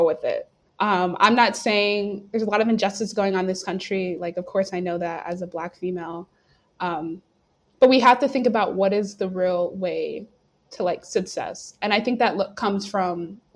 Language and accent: English; North Carolina, United States; moved away as an adult; now in St. Louis, United States; I'm from North Carolina